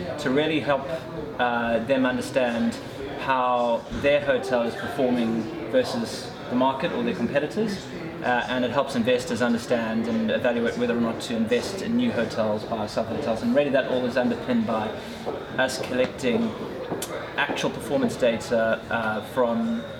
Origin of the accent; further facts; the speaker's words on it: South Africa; moved away; tough from the accent, I grew up in South Africa